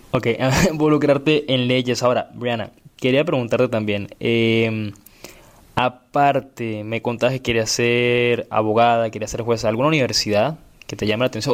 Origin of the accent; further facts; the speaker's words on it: Venezuela; moved away; yo soy de Venezuela